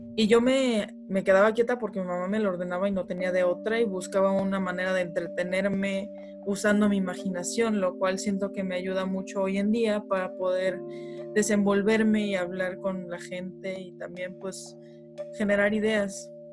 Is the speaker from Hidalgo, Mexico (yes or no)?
no; Mexico City, Mexico; also born or lived in Monterrey; cuando era muy, muy chica vivíamos en Monterrey, luego nos mudamos aquí a la Ciudad de México y de aquí hemos cambiado